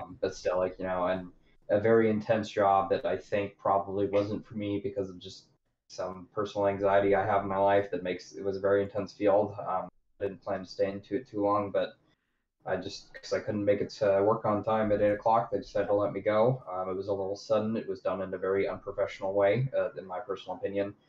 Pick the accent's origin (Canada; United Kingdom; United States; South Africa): United States; I grew up on the Delta